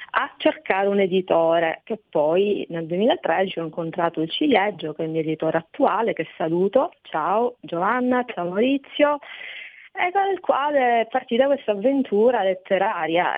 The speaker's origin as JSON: {"language": "Italian", "region": "Sicily", "country": "Italy", "said": "alla mia terra, alla Sicilia"}